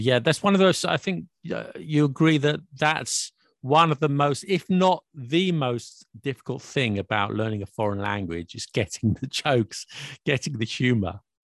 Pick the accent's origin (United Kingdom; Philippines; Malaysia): United Kingdom; I'm British